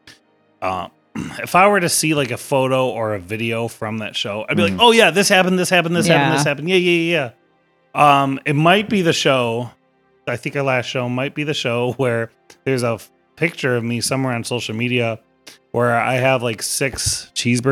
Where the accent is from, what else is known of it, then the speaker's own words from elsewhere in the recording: Rochester, United States; Rochester. We're local